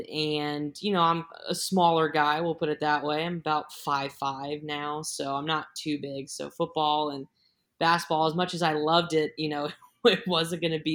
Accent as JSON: {"language": "English", "town": "Carmel", "region": "Indiana", "country": "United States", "tie": "born or raised there", "moved": "yes", "lives_now": "Charlotte, United States", "said": "I grew up in Carmel, Indiana, which is just north of Indianapolis."}